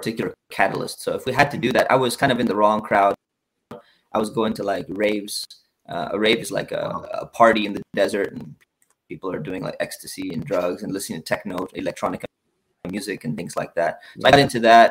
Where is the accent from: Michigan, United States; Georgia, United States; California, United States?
California, United States; Orange County; I grew up in Orange County. I grew up near Tustin, Irvine